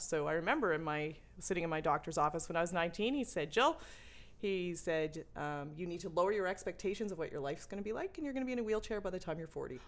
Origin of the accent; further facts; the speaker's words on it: Sackville, New Brunswick, Canada; moved away as an adult; also born or lived in Banff; Grew up in Sackville